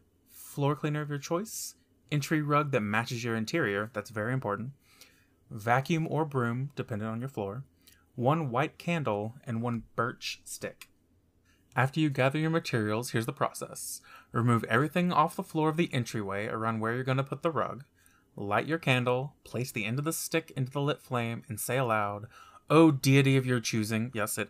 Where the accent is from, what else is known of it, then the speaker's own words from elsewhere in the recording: the South, United States; born there; I am 23 years old. I was born in the Bible Belt of America